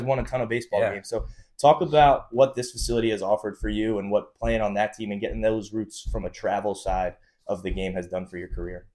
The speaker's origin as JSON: {"language": "English", "town": "North Brunswick", "region": "New Jersey", "country": "United States", "tie": "born or raised there", "said": "growing up in North Brunswick, I was always in the same grade as Tyler, Chich's older brother"}